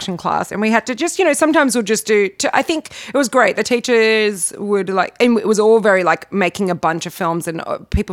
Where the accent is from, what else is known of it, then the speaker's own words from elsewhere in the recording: Parramatta, New South Wales, Australia; I'm from Parramatta